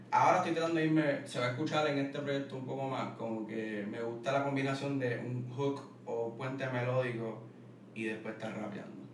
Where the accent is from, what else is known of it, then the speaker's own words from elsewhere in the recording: Wisconsin, United States; born there; yo nací en Wisconsin, ¿verdad?